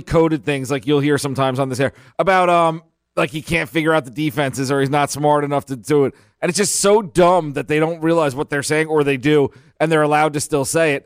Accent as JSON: {"language": "English", "region": "New York", "country": "United States", "said": "I'm from New York"}